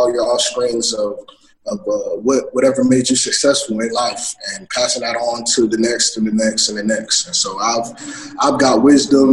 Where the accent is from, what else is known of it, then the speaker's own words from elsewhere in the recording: Fort Lauderdale, Florida, United States; I'm from Fort Lauderdale, Florida, Broward County area, born and raised.